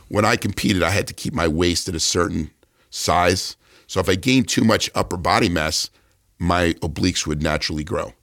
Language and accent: English; New Jersey, United States; moved away; also born or lived in California; I was this guy from New Jersey, you know, unknown guy from New Jersey to move to California.